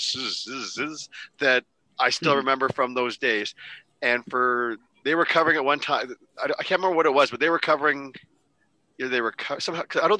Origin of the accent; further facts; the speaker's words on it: Canada; as a Canadian